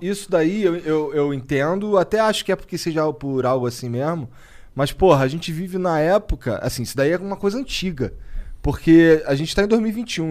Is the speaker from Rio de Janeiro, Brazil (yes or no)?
yes; Rio de Janeiro, Brazil; eu sou carioca